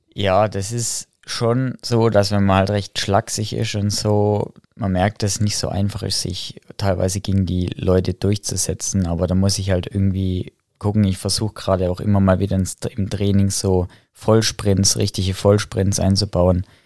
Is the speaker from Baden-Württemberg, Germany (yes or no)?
yes; Heilbronn, Baden-Württemberg, Germany; bei uns in Heilbronn zum, zur RSG gegangen